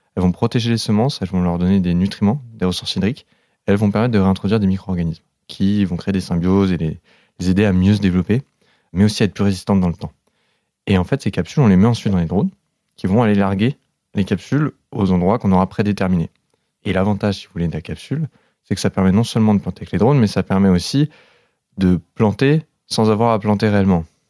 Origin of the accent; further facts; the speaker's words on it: the South, southern France, France; je viens du Sud